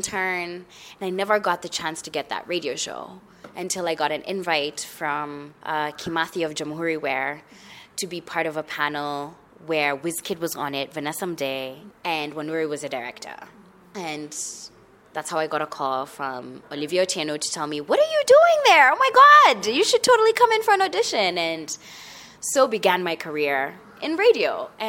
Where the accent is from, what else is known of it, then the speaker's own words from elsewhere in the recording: Kenya; I am from Kenya, the 254, to be more specific. I currently reside in Nairobi. I really love it, despite the traffic and the potholes.